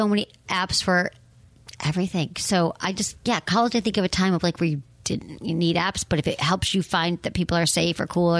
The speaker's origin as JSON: {"language": "English", "town": "Farmington Hills", "region": "Michigan", "country": "United States", "tie": "born or raised there", "lives_now": "San Francisco, United States", "said": "I'm from Michigan. I'm from a town called Farmington Hills."}